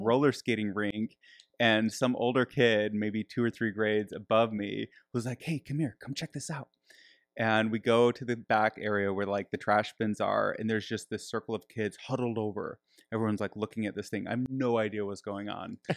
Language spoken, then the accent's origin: English; Michigan, United States; I grew up in Michigan.